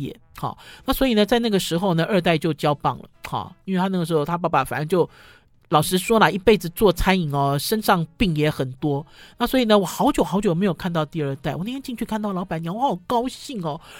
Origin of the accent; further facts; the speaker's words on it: Taipei, Taiwan; 因为我们哦一路走来都在这里长大生长，走来走去